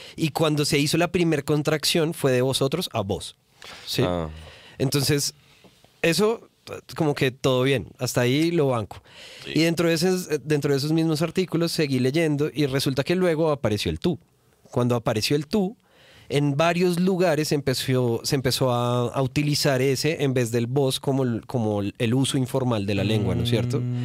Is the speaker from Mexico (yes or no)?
no; Bogotá, Bogotá Capital District, Colombia; accent: rolo; also born or lived in Cali, Colombia